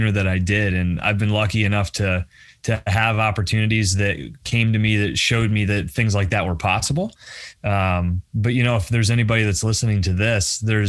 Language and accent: English; Bradford, Pennsylvania, United States; moved away as an adult; also born or lived in Philadelphia; I moved away from Bradford. I grew up in Bradford. I, you know, went to Pitt Brad